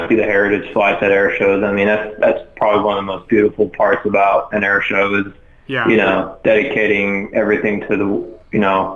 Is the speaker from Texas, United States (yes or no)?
yes; Fort Worth, Texas, United States; my hometown here in Fort Worth